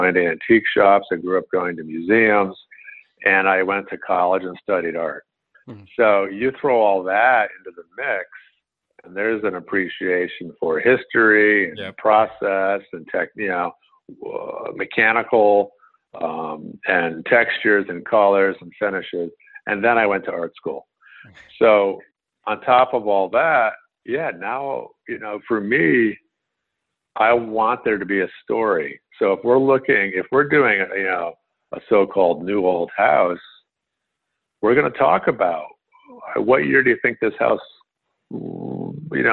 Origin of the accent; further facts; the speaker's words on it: Woodbury, Connecticut, United States; I grew up in a small rural town in Connecticut. I grew up in Woodbury, Connecticut